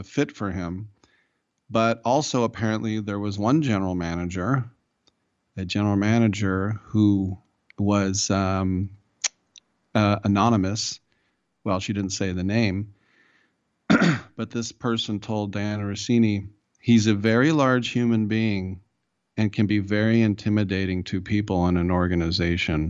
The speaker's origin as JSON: {"language": "English", "area": "the Bay Area", "region": "California", "country": "United States", "tie": "born or raised there", "said": "my hometown when the Super Bowl was here, Super Bowl 50 in the Bay."}